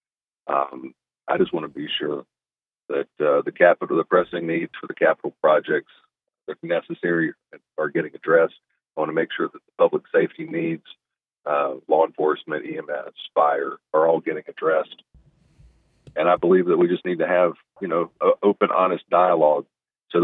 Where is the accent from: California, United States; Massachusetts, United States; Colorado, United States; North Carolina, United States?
North Carolina, United States; Mooresville; Iredell County is my home. It's where I was born. Been here multiple generations